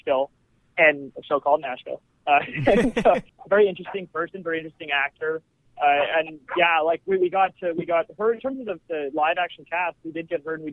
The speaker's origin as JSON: {"language": "English", "country": "Canada", "said": "we're Canadian"}